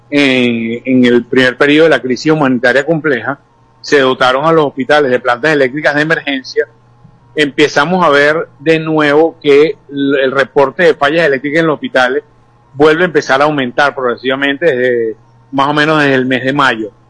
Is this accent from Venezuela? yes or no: yes; Venezuela; creo que tenemos derecho como venezolanos de tener mucho mejor tipo de servicios